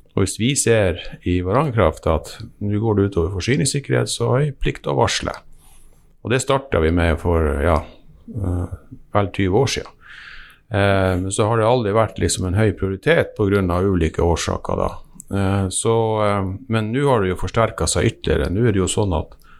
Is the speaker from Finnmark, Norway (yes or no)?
yes; Vadsø, Finnmark, Norway; jeg er fra Vadsø